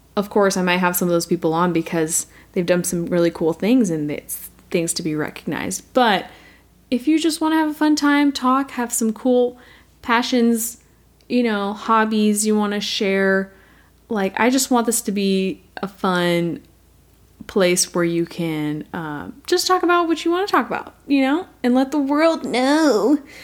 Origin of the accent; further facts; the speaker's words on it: United States; I am American